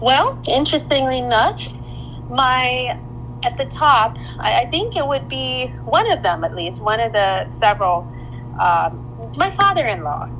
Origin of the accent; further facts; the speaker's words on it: Vancouver, British Columbia, Canada; now in Dallas Fort Worth, United States; I grew up in Vancouver, Canada.